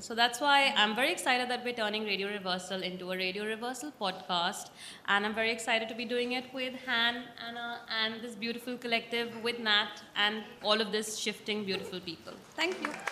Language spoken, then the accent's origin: English; India; moved away as an adult; now in Australia; I'm a visitor in this country. I'm Indian origin. I've been in Australia um, for six, seven years.